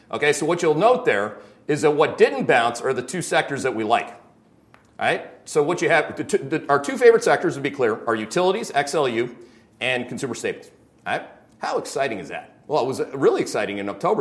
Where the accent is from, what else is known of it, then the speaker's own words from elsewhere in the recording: Canada; I'm Canadian